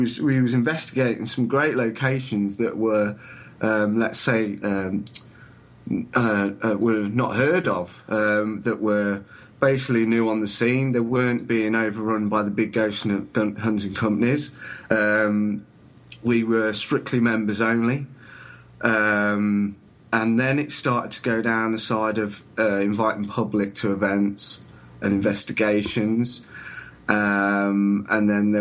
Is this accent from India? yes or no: no; Lincolnshire, East Midlands, United Kingdom; I'm from a little town in Lincolnshire.